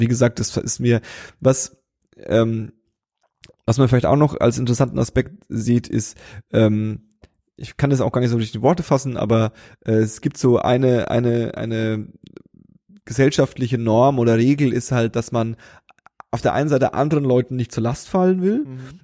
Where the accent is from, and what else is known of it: Berlin, Germany